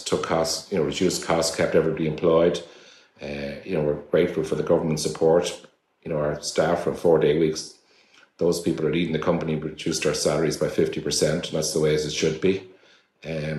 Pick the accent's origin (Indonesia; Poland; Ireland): Ireland; we're all Irish people